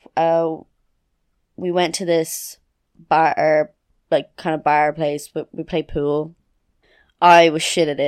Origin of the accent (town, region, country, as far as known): Meath, Leinster, Ireland